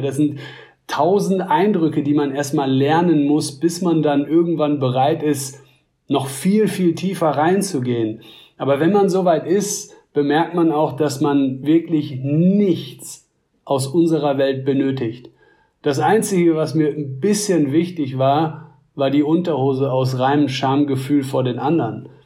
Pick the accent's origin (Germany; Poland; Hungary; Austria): Germany